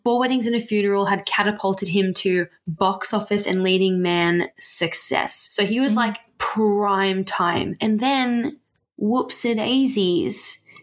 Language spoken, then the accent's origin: English; Australia; we're Australian